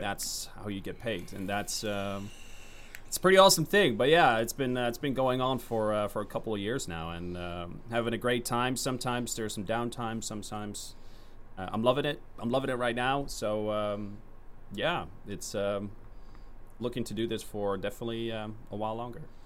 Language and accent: English; Netherlands; I'm from the Netherlands